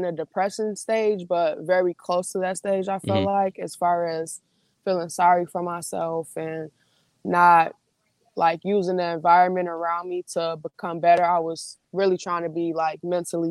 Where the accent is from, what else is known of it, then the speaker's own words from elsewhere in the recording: Chicago, Illinois, United States; Where I was born and raised, I was born in one of, like, the roughest neighborhoods in the Chicagoland area